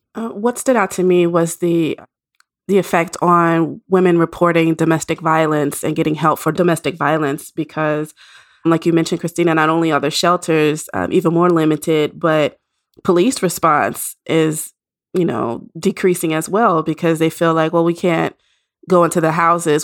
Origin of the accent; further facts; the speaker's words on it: Nashville, Tennessee, United States; moved away; Nashville, the, my hometown